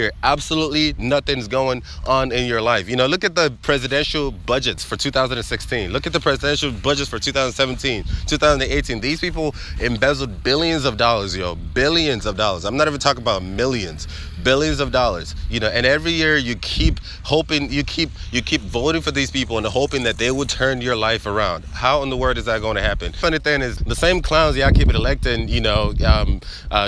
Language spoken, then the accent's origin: English; Nigeria; born or raised there; now in United States